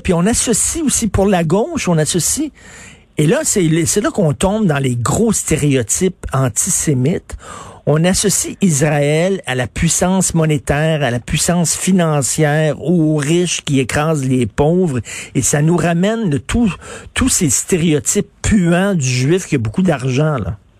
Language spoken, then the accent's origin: French; Quebec, Canada; Nous sommes des Québécois